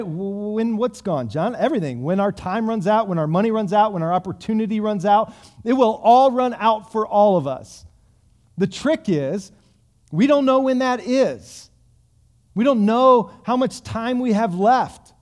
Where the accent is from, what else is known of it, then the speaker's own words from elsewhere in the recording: United States; us as American Christians